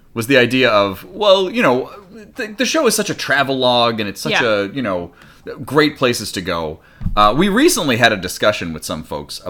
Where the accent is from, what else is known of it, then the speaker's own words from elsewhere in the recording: East Coast, United States; moved away; I grew up in the East